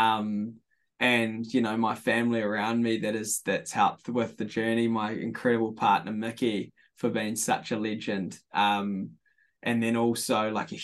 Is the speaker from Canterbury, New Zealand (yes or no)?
no; Hawke's Bay, New Zealand; born and bred in Hawke's Bay, off a sheep and beef farm, 20 minutes south of Havelock North